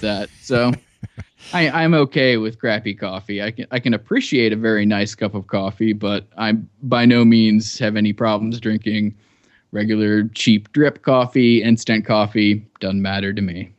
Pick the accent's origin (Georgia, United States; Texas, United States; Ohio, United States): Ohio, United States; Cincinnati; moved away as an adult; also born or lived in New York / Iraq; I grew up in Cincinnati, Ohio, and, uh, lived there till I was eighteen.